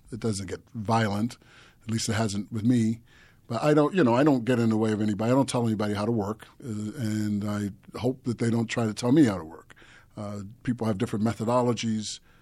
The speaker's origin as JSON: {"language": "English", "country": "United States"}